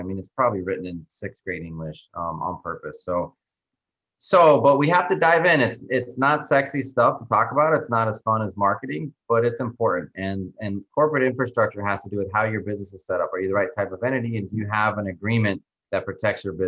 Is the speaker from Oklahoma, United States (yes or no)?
no; New Mexico, United States; moved away as an adult; now in Miami, United States; I grew up in New Mexico, so not too far from you guys, and then went to college there